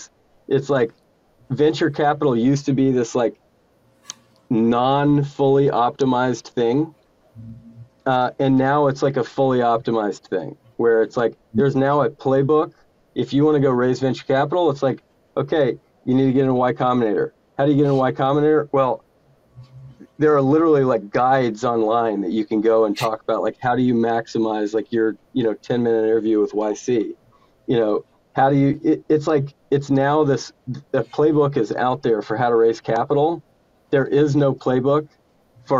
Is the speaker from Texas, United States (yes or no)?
yes; Houston, Texas, United States; I was born in Houston. I'm a Texan